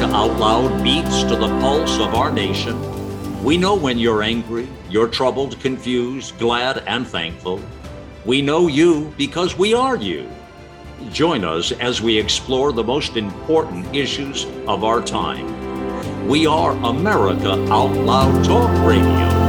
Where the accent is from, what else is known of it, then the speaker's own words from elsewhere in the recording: United States; as an American